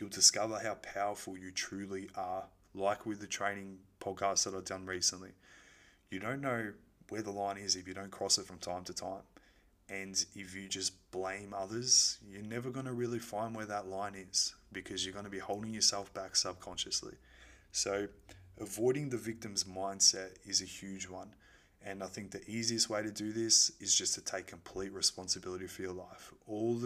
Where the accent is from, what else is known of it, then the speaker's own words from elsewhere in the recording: Melbourne, Victoria, Australia; moved away; I was born in Melbourne